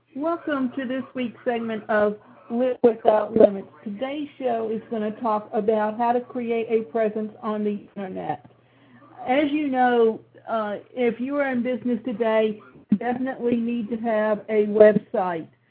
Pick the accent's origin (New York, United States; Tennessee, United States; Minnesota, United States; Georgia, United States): Georgia, United States; Savannah; my hometown, which is Savannah, Georgia. And so the picture that defines me is the one that's a fountain that's in Forsyth Park where I grew up